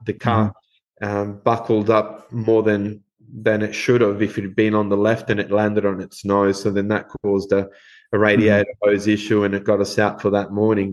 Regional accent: Uruguay; moved away as an adult; now in Western Australia, Australia; grown up in Uruguay, uh, we we grew up watching rallying in Uruguay

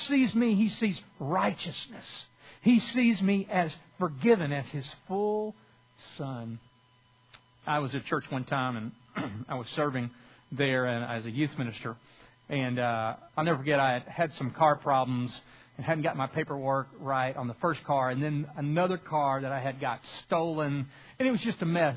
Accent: South Louisiana, United States; moved away; I'm from South Louisiana

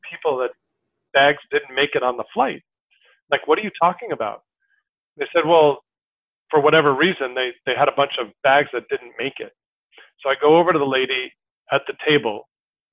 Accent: New York City, New York, United States; moved away as an adult; now in San Diego, United States; I was born and raised in New York

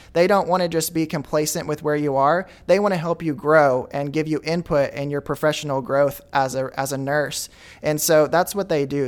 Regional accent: Goose Ferry, Arkansas, United States; also born or lived in Wooster, Arkansas; I'm originally from Goose Ferry, Arkansas. Now I live in Wooster.

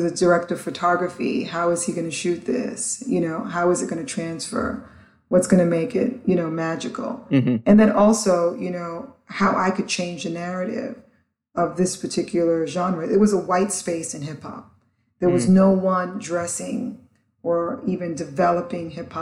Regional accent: New York City, New York, United States; also born or lived in Antigua / St. Croix; I grew up in the South Bronx, so I grew up where hip hop was born

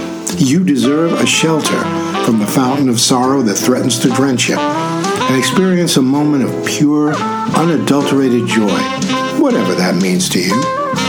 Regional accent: New York, United States; now in California, United States; As a New Yorker relocating to the Golden State, I too was struck by the quality of the light

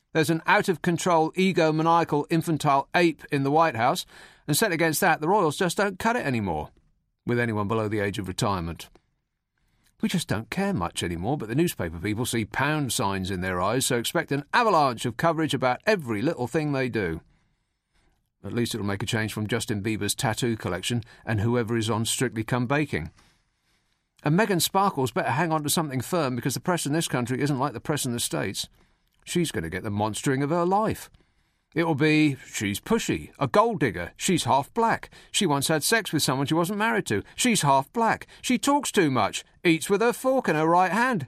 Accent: United Kingdom; we're British

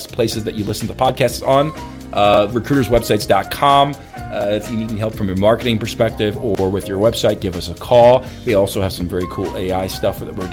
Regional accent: St. Louis, Missouri, United States; St. Louis, Missouri, in my hometown

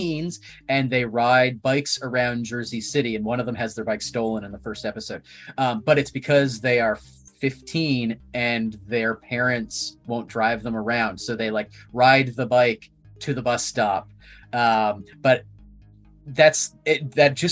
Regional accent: Ottawa, Ontario, Canada; moved away; I'm from Ottawa

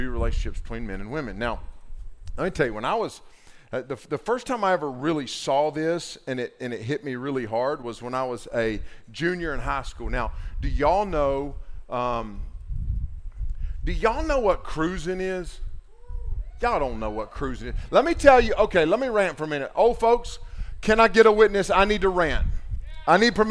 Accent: Waynesville, North Carolina, United States; my hometown of Waynesville, North Carolina

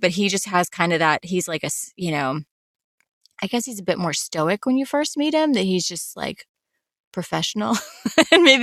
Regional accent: the Carolinas, the South, United States; moved away; I grew up in the South, I grew up in the Carolinas.

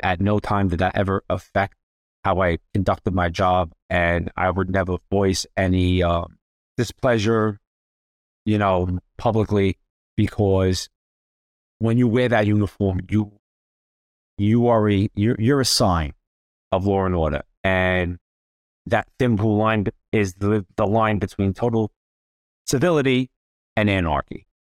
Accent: New York City, New York, United States; moved away as an adult; now in Florida, United States; born and raised in the Bronx and Throgs Neck

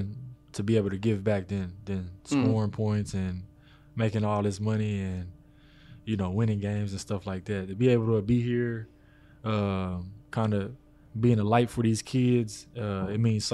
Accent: Waco, Texas, United States; moved away; be with my family and spend some time here in my hometown

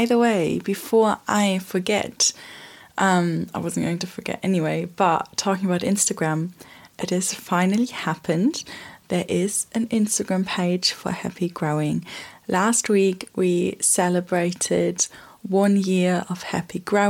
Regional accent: Germany; now in United Kingdom; I'm from Germany and I've been living in Europe

